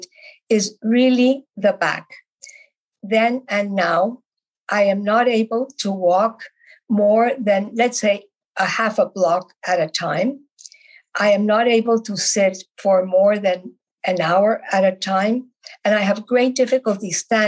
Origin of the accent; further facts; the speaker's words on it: Bogotá, Bogotá Capital District, Colombia; moved away as an adult; now in Canada; I was born in Bogota, Colombia, South America, and I came to Canada about 58 years ago